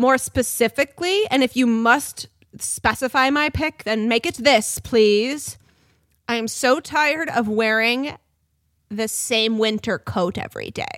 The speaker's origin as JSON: {"language": "English", "area": "San Juan Islands area", "region": "Washington", "country": "United States", "tie": "born or raised there", "moved": "yes", "said": "Skagit Valley is the area you drive through to get to the ferry landing in Anacortes to come to my hometown"}